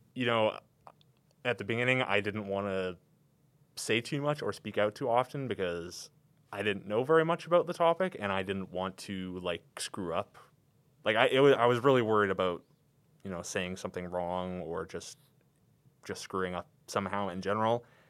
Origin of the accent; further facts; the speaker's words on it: Calgary, Alberta, Canada; I'm from here in Calgary, you know. I've never, never lived anywhere else but here